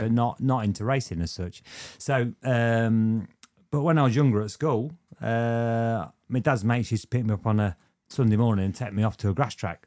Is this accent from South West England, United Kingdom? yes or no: no; Lincolnshire, East Midlands, United Kingdom; born or raised there; also born or lived in Luton